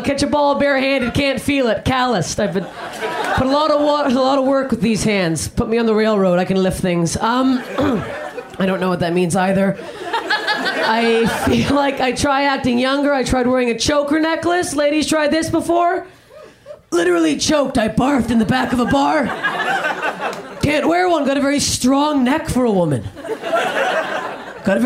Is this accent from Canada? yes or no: yes; Canada; I'm Canadian